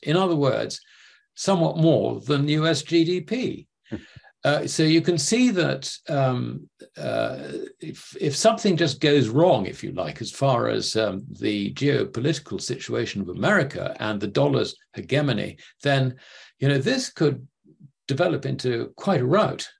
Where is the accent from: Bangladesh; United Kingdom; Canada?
United Kingdom; sitting as a Brit